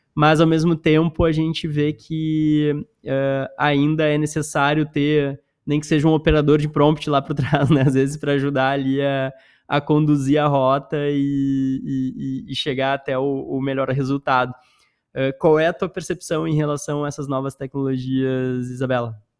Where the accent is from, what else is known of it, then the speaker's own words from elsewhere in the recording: Porto Alegre, Rio Grande do Sul, Brazil; moved away; eu sou gaúcho também, sou de Porto Alegre